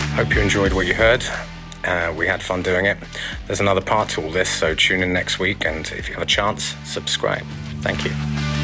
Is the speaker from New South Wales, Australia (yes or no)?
yes; Sydney, New South Wales, Australia; grew back up in Australia. You know, that's where I grew up.